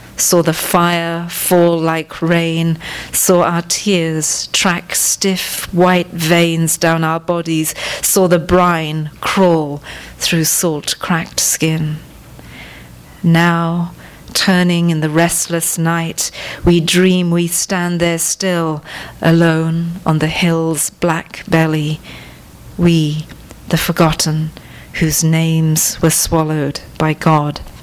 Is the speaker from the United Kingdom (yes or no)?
no; Sri Lanka; moved away; I was born in Sri Lanka